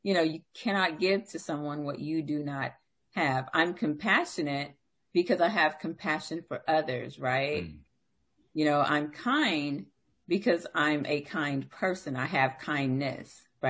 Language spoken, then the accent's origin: English; the South, United States; I'm from the South.